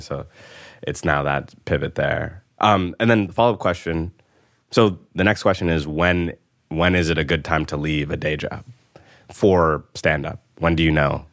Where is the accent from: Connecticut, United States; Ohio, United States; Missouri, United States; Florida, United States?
Connecticut, United States; now in New York, United States; I'm from Connecticut